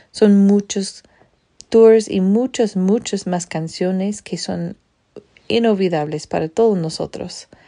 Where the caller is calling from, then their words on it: Utah, United States; de Utah.